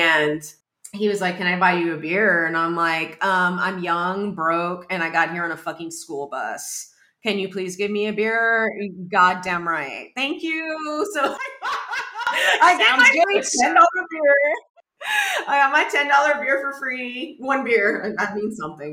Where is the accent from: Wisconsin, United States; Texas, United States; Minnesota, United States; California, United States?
Texas, United States; moved away as an adult; now in New York, United States; That's how we grew up. You know, we're from Texas